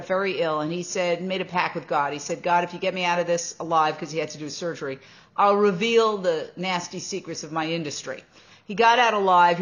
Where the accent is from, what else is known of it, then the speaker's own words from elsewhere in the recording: New York City, New York, United States; I grew up in Midtown Manhattan